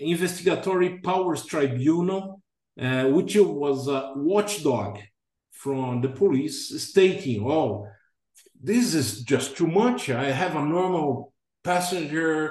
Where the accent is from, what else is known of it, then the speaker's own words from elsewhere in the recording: Brazil; moved away as an adult; also born or lived in England; came back to my home country in August 2011